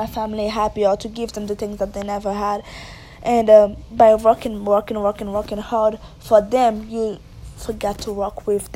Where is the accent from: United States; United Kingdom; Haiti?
Haiti; moved away; I was raised and born in Haiti